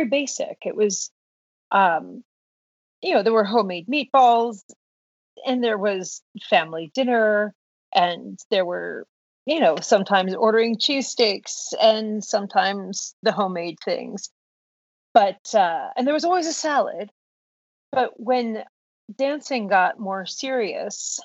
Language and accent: English; Downingtown, Pennsylvania, United States; I grew up in suburban Pennsylvania, Downingtown